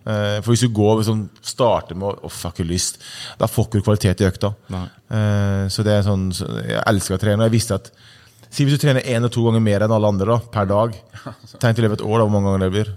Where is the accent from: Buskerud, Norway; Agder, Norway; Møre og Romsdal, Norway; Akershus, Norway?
Møre og Romsdal, Norway; Ålesund; also born or lived in Sunndalsøra; flytta til Ålesund da jeg var seks eller syv år